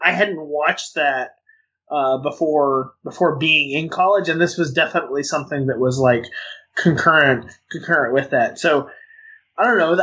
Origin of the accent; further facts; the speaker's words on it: Western Arkansas, United States; in Western Arkansas, where I grew up